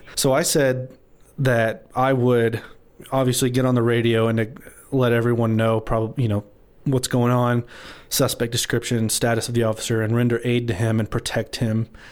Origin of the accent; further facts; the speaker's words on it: Amarillo, Texas, United States; I was born and raised in Amarillo